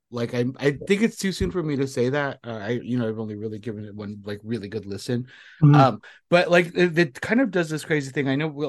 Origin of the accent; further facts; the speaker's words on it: Southern California, United States; I am Filipino from Southern California, born and raised here. So, and I grew up in the 90s.